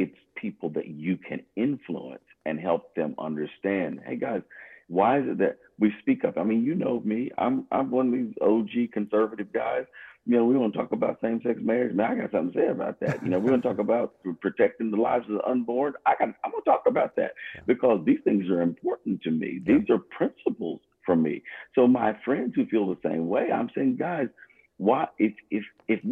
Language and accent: English; United States; I'm American too